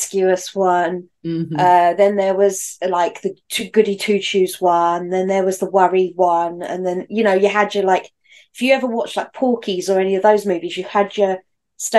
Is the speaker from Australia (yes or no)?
no; United Kingdom; as a Brit